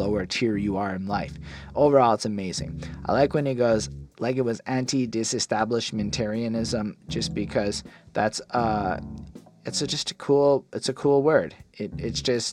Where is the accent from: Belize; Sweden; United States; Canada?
Canada; as a Canadian